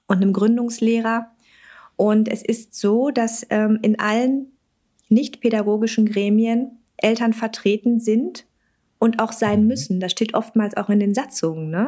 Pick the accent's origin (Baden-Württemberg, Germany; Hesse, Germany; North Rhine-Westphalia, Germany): North Rhine-Westphalia, Germany; bei uns in NRW